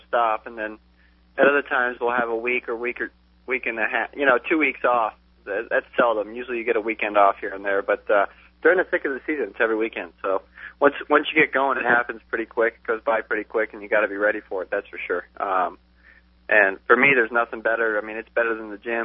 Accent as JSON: {"language": "English", "region": "South Florida", "country": "United States", "moved": "yes", "lives_now": "California, United States", "said": "I'm from South Florida and started racing in Naples and Sarasota and Miami"}